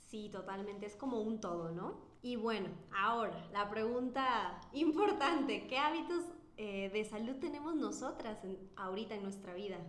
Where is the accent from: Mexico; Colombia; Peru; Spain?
Peru; moved away; soy fisioterapeuta de Lejano Perú